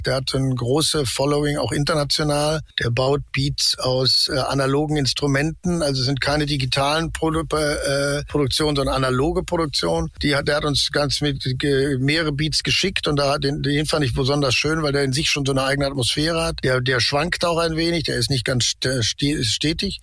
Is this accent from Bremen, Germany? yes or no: no; Ruhr area, North Rhine-Westphalia, Germany; Ich bin halt im Ruhrgebiet aufgewachsen